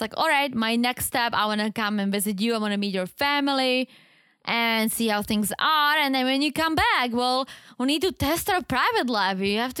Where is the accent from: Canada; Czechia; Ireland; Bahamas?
Czechia; accent: Czech; English is a second language; Yeah, because I'm like losing the Czech accent. I'm like sounding like I'm from Wisconsin.